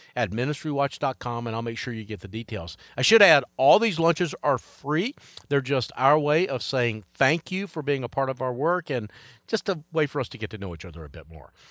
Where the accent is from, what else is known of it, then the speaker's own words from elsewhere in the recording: Charlotte, North Carolina, United States; right here in my hometown of Charlotte